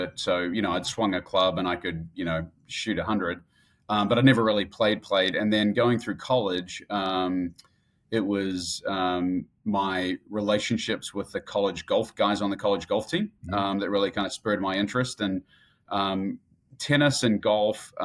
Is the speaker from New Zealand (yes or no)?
yes; Auckland, New Zealand; moved away; also born or lived in Christchurch, New Zealand; Born and raised in New Zealand, born in Christchurch in the South Island. And then at the age of eight, moved up to Auckland, which is the big city.